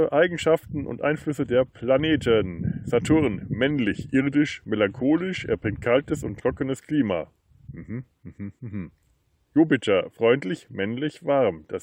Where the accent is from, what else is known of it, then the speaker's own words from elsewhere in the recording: Bavaria, Germany; Ich bin Franke